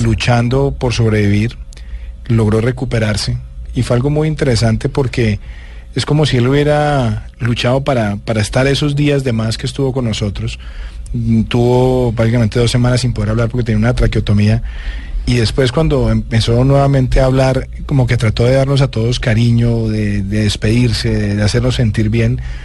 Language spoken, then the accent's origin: Spanish; Bogotá, Colombia; also born or lived in Medellín; me vine a Bogotá